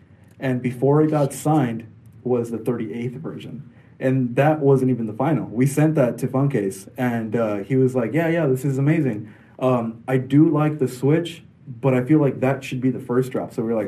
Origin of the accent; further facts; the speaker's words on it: Santa Ana, California, United States; I'm from Orange County, Santa Ana. Okay. California.